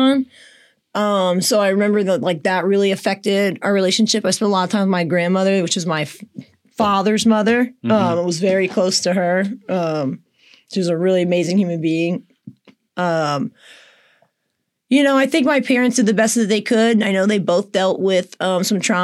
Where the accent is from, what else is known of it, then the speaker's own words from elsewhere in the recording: St. Augustine, Florida, United States; also born or lived in Destin, Florida; I grew up in St. Augustine, Florida